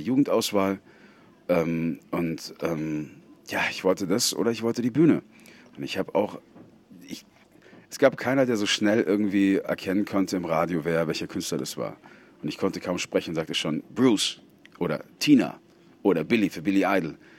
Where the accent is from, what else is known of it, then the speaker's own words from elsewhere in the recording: Bavaria, Germany; ich komme ja aus Bayern. Da haben wir kein Meer.